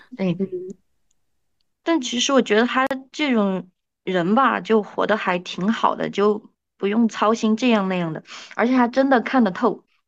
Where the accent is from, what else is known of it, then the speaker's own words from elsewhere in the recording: China; 我们中国人